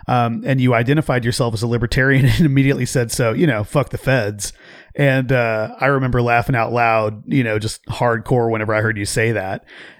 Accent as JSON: {"language": "English", "region": "Oklahoma", "country": "United States", "tie": "born or raised there", "said": "I grew up there too."}